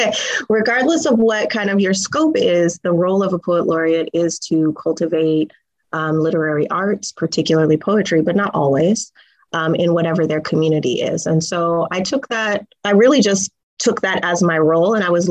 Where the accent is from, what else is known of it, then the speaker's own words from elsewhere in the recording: Tacoma, Washington, United States; you know, I'm a homegirl, I'm from Tacoma.